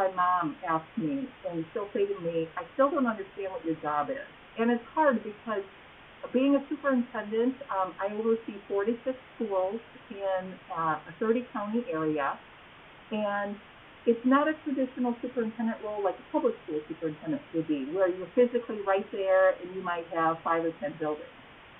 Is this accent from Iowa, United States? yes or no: yes; Dubuque, Iowa, United States; also born or lived in Luxemburg, Iowa; I live in a small town north of Dyersville. I'm originally from Dubuque, and so I went to Resurrection Elementary School in Dubuque. And I'm a graduate of Wallert High School